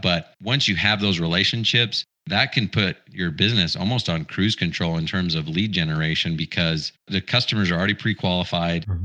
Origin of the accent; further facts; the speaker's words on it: Utah, United States; I grew up in Utah